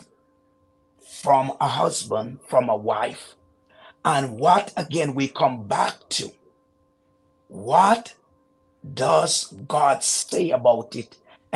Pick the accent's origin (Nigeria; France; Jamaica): Jamaica; moved away as an adult; now in Canada; my childhood in Jamaica is very interesting